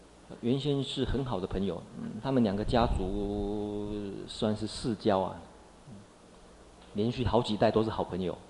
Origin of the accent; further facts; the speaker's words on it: China; 目犍连中国人或许比较有一点印象，我们中国人有一个传说故事是什么？目连救母。